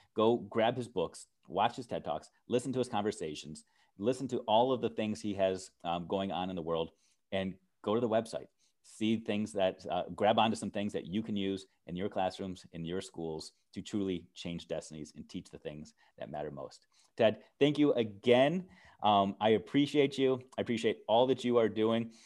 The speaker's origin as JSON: {"language": "English", "country": "United States", "said": "as an American"}